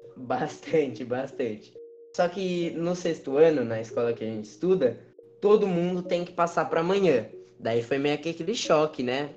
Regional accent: Jundiaí, São Paulo, Brazil; a gente é aqui de Jundiaí

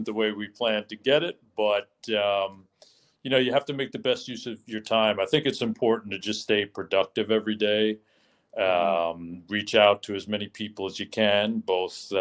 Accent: New York City, New York, United States; I do consider myself very fortunate to have been born and raised here

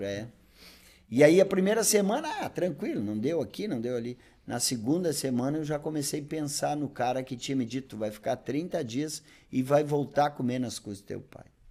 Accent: Bagé, Rio Grande do Sul, Brazil; moved away as an adult; also born or lived in Novo Hamburgo; eu sou natural de Bagé, sou natural de Bagé, né? Vivi até os 20 anos em Bagé.

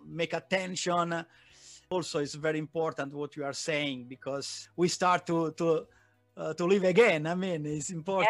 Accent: Naples, Campania, Italy; English is a second language; now in Milan, Italy; I am located in Milan, but I was born in Naples. My family is there

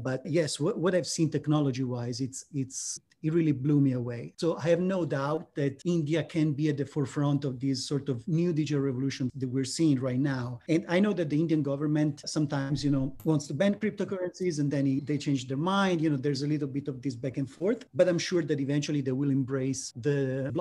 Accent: Italy; I'm from Italy

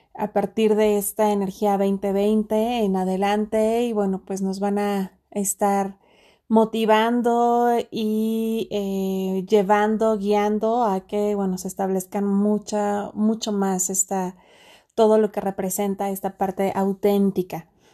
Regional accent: Mexico; en mi país, México

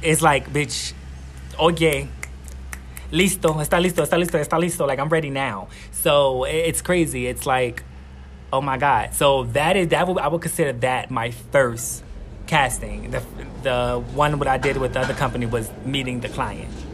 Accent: New York City, New York, United States; now in Guatemala; I'm from Queens, New York. I'm 29 years old, and I'm based here in Guatemala

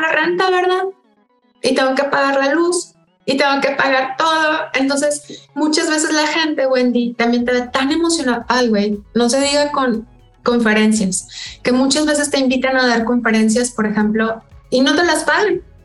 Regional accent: Monterrey, Nuevo León, Mexico; Acá en mi pueblo, o sea, Monterrey

